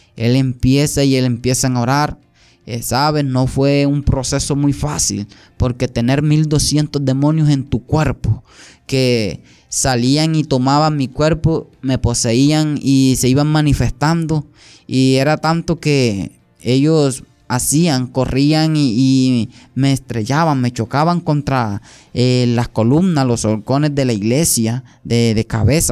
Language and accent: Spanish; near Caucasia, Antioquia, Colombia; also born or lived in San Pedro, Sucre, Colombia; soy nacido allá y también criado en, Antioquia, en una parte de Antioquia, la vía Caucasia